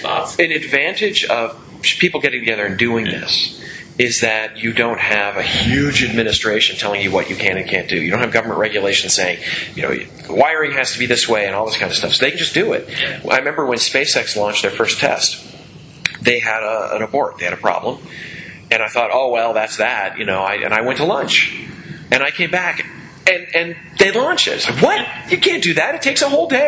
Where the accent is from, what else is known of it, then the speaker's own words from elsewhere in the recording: United States; I am an American